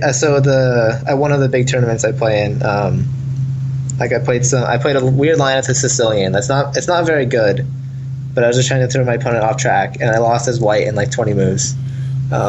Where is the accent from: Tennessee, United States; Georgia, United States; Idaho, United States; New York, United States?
Idaho, United States; I'm from Idaho